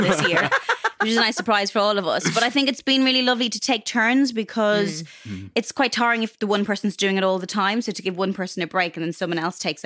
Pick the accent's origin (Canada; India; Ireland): Ireland; also born or lived in Dublin; growing up in Ireland